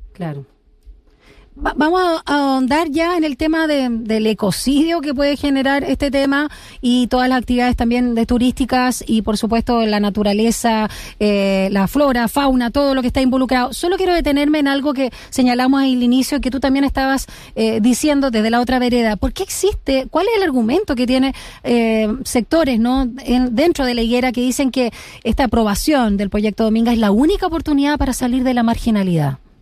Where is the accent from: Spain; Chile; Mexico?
Chile; como sociedad chilena